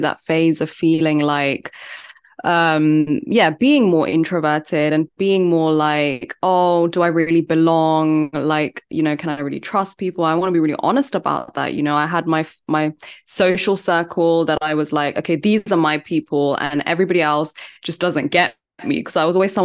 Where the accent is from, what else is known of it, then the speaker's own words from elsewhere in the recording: London, United Kingdom; also born or lived in India; I'm from London. I live in London.